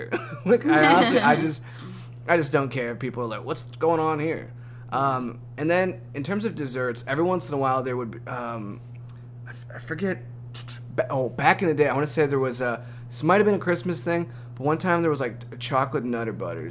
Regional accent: Ohio, United States; being from Ohio

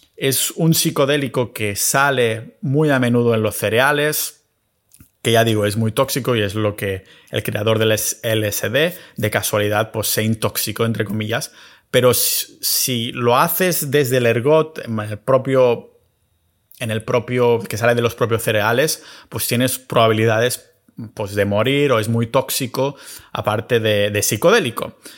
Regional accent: Catalonia, Spain; mi tierra natal, en Cataluña

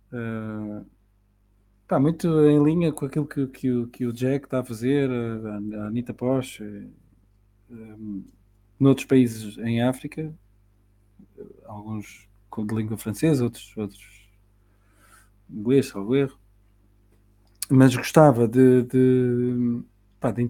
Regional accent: Portugal; para nós, enquanto portugueses, pá, que temos essa, essa vantagem da língua

